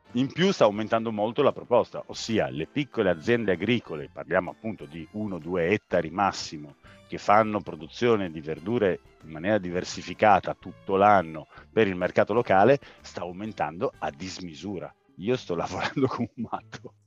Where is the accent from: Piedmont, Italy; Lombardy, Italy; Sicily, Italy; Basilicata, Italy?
Piedmont, Italy; Turin; Io e la mia famiglia siamo nati e cresciuti a Torino